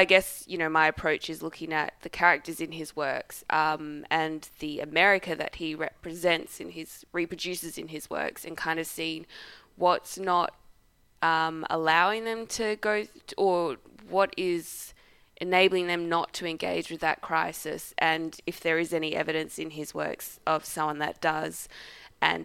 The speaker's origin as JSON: {"language": "English", "country": "Australia", "said": "I am just an Australian"}